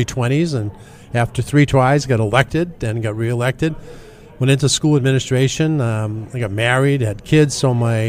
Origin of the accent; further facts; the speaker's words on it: Manchester, New Hampshire, United States; when I was a young lad growing up in Manchester